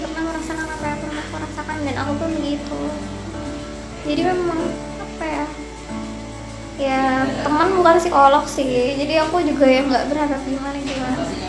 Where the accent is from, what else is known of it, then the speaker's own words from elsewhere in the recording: Jakarta, Indonesia; aku dari Jakarta